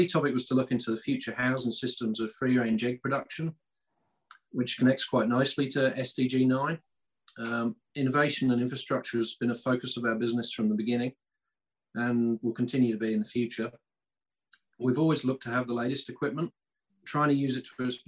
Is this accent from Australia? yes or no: yes; Tenterfield, New South Wales, Australia; I'm from Tenterfield, northern New South Wales